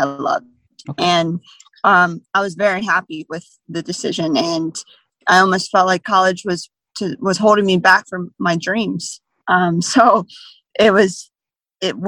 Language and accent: English; Jacksonville, Florida, United States; I was 10 years old in a summer camp in my hometown of Jacksonville, Florida